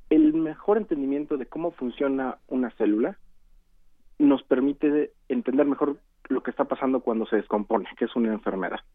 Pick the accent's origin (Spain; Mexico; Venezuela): Mexico; como mexicanos